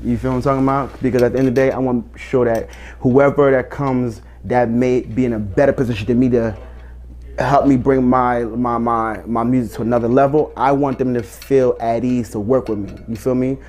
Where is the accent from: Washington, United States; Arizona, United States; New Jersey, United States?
New Jersey, United States; Elizabeth; From Elizabeth, New Jersey.